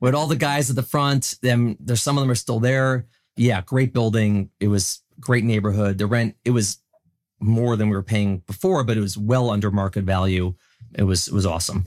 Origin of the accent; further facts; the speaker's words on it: Chicago, Illinois, United States; moved away as an adult; also born or lived in New York; born and raised in Chicago, Illinois